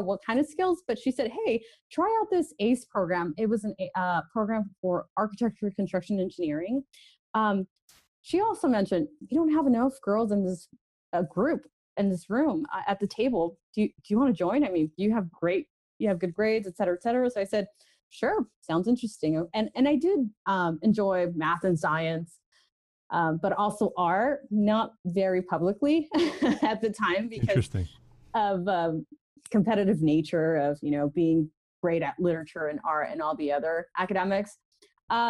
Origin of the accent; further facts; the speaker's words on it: Orange County, California, United States; I was born and raised down in Orange County and in California